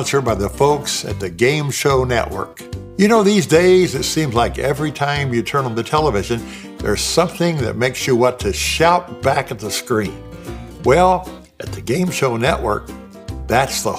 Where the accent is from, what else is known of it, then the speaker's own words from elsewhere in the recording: Indiana, United States; growing up in a cornfield in Indiana